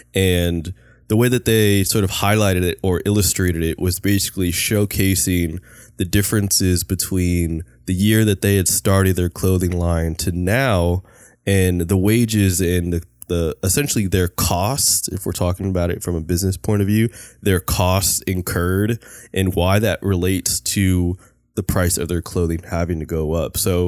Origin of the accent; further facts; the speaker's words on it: California, United States; we are like from the Bay Area